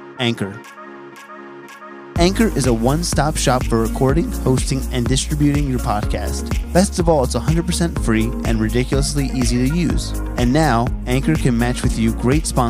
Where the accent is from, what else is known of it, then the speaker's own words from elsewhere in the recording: New Jersey, United States; I'm from New Jersey